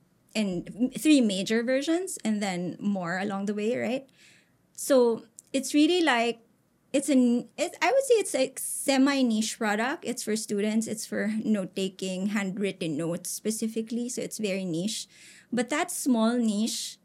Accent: Philippines; as a Filipino, you're a little more adaptable, right? We're almost like bred to kind of blend in with people

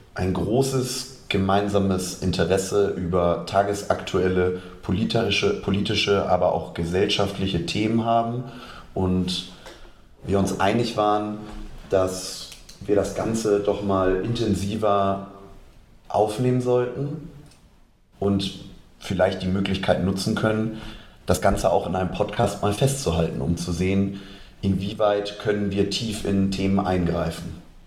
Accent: Hamburg, Germany; Geboren in Hamburg, aufgewachsen, dann vor den Toren Hamburgs

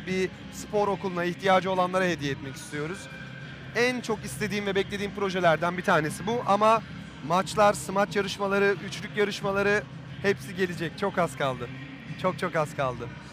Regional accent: Burdur, Turkey; moved away; ben küçük bir şehirden çıkma bir adamım. Burdur gibi bir yerden yani. E, Burdur'dan çıktım. 70 bin nüfusu vardı doğduğum yerin.

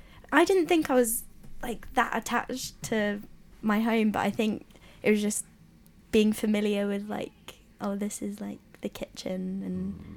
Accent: London, United Kingdom; moved away as an adult; now in Leeds, United Kingdom; because I'm from London as well, so it's not, I mean, it's not that far

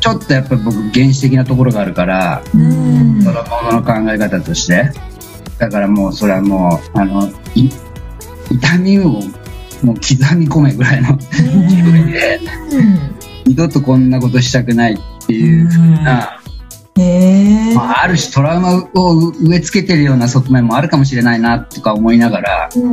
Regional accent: Okayama, Japan; そこが、あのうん、生まれたところ

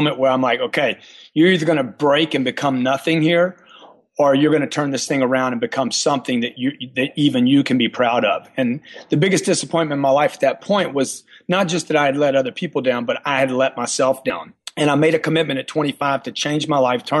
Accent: Louisiana, United States; moved away; I came from Louisiana

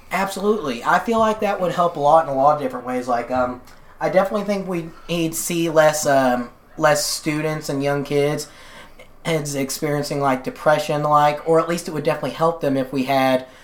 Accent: Kentucky, United States; It's definitely, I feel it's very odd because I was always in a weird position growing up. Like I didn't experience like the I hate to use this term, but I guess you call it the cliche Appalachian poverty

